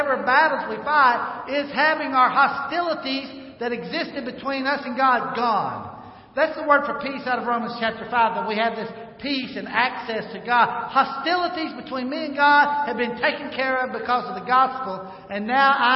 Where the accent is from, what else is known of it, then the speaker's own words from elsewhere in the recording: North Arkansas, United States; I grew up in North Arkansas.